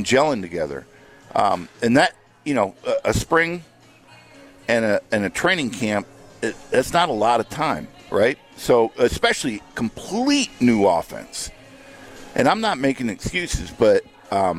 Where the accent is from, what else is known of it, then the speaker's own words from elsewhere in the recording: South Dakota, United States; moved away; I grew up in South Dakota